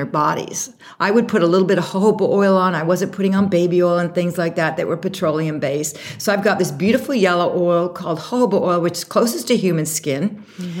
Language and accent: English; Canada; moved away as an adult; also born or lived in Vancouver / Toronto / Europe / Miami; now in New York, United States; I'm originally from Canada. We lived kind of on the mountains there in the wilderness